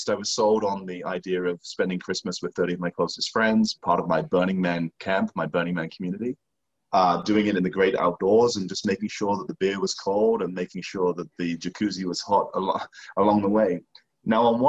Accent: England, United Kingdom; moved away; I come from the countryside in England

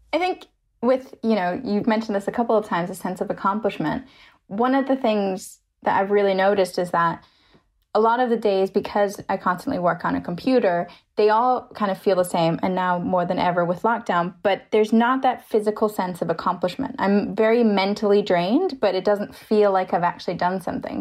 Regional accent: Germany; I'm from Germany

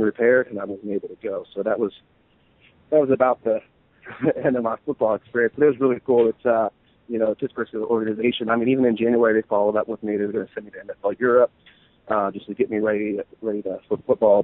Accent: Western Pennsylvania, United States; growing up in West in Pennsylvania

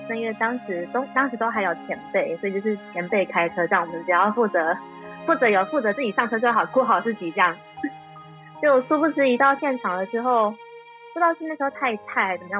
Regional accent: Puli, Nantou County, Taiwan; 我就是在埔里生长的，而且我们就是在好山好水好无聊的地方

